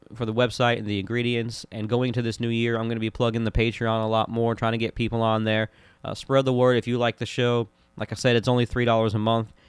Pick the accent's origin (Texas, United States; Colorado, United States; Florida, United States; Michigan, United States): Florida, United States; Orlando; growing up in Orlando, Florida